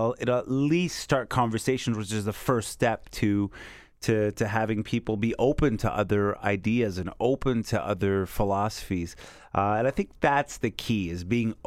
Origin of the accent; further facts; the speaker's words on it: Canada; also born or lived in Montreal; as a Canadian in France